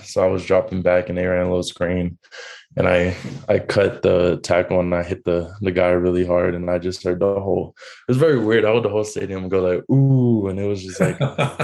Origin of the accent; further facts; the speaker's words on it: San Antonio, Texas, United States; moved away as an adult; They said they were going to give me opportunity to play in front of my my hometown.